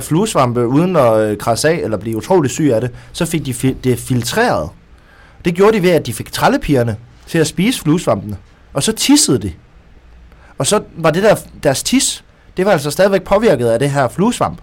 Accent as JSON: {"language": "Danish", "area": "Southern Jutland", "region": "Southern Denmark", "country": "Denmark", "tie": "born or raised there", "also_born_or_lived": "Kolding", "moved": "yes", "lives_now": "Odense, Denmark", "said": "fra jeg var lille, da jeg voksede op i Sønderjylland"}